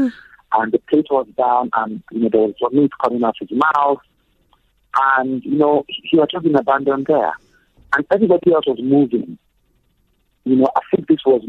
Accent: Lagos, Nigeria; I grew up in Lagos, Nigeria

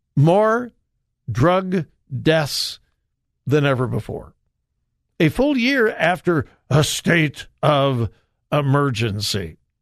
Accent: California, United States; moved away as an adult; now in Ohio, United States; But I'm a California boy, married an Ohio girl, and, uh, I used to have great love for my home state of California

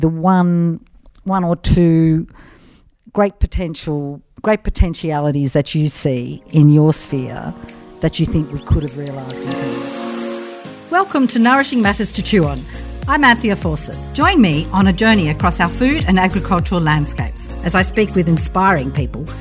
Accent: Narrabri, New South Wales, Australia; I grew up on a farm in the 1970s that was pretty much a poster plot for the Green Revolution, and now it is an organic broadacre family farm in a sea of large-scale agribusiness, and it's also near the Pilliga. I'm from Narrabri

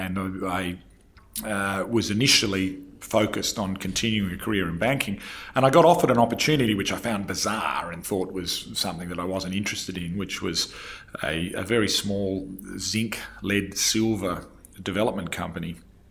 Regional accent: Western Australia, Australia; I'm somewhat unique as an Australian rugby player coming from Western Australia.

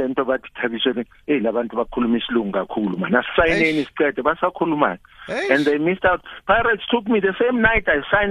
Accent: Johannesburg, Gauteng, South Africa; I grew up in Orlando East in an area called Boomtown

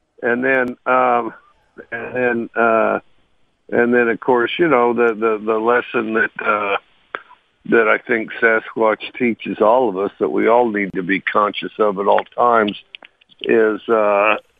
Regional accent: Cody, Wyoming, United States; moved away; I grew up in Cody, Wyoming.

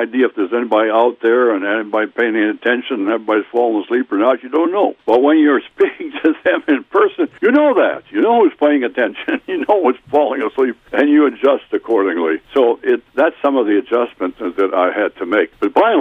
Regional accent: Wild Rose, Wisconsin, United States; My hometown's Wild Rose

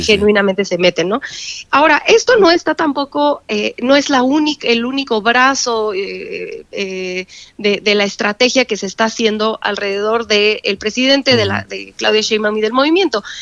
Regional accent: Mexico; como mexicanos

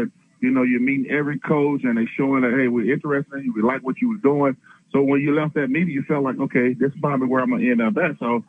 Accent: Aliceville, Alabama, United States; I stayed at home in my hometown of Aliceville, Alabama

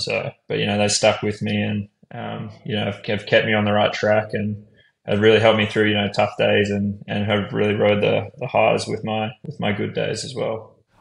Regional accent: Brisbane, Queensland, Australia; moved away as an adult; I'm from Brisbane, so I sort of had that. You know, I'd grown up there my whole life.

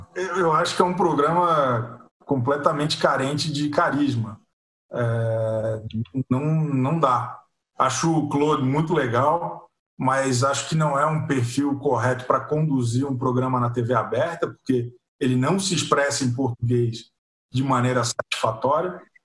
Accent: Florianópolis, Santa Catarina, Brazil; eu que sou de, de Florianópolis

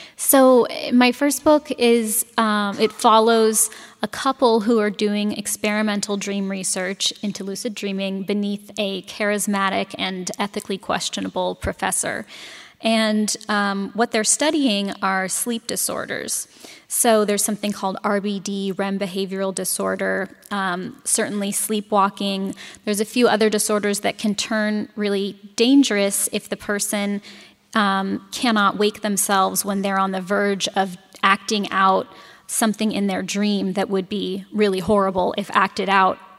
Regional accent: San Francisco, California, United States; now in Madison, United States; I'm from San Francisco

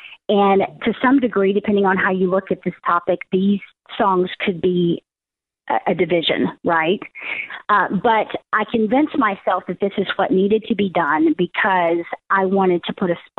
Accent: Texas, United States; I'm from Texas. We all are down here.

